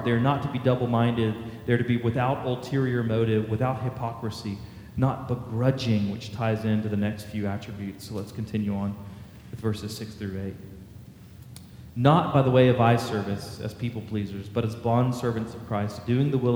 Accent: Houston, Texas, United States; I grew up in the Houston area

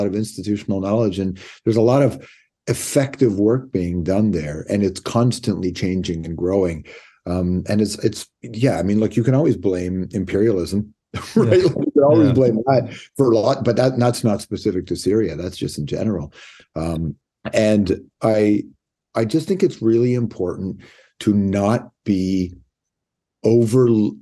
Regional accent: Toronto, Ontario, Canada; Toronto. Yeah, I grew up in Toronto

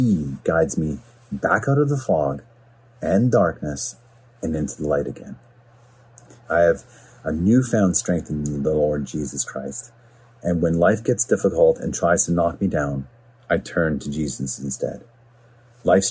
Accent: Smithers, British Columbia, Canada; also born or lived in Vancouver; now in Port Coquitlam, Canada; I'm from a small town in central BC called Smithers. I moved to Vancouver in 1996, and I currently reside in Port Coquitlam. See, growing up in Smithers was a great place to be raised.

